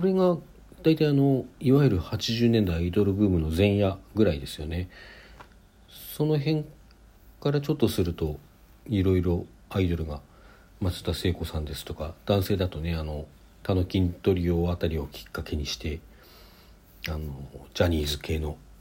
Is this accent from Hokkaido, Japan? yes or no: yes; Sapporo, Hokkaido, Japan; also born or lived in Hakodate; 札幌に函館生まれなんですけどそこから札幌に越していて